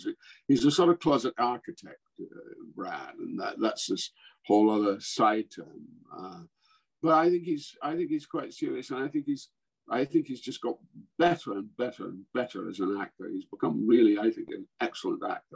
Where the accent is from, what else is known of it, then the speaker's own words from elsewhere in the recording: Scotland, United Kingdom; moved away; I'm Scots, I'm not English